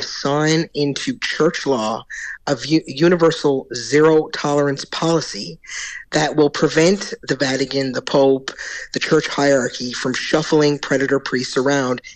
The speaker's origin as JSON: {"language": "English", "region": "Newfoundland and Labrador", "country": "Canada", "said": "I come from Newfoundland and Labrador"}